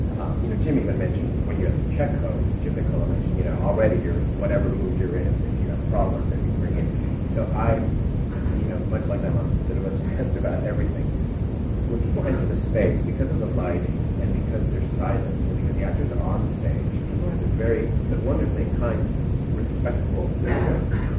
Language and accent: English; Mexico; moved away; I grew up in Mexico for, for much of my life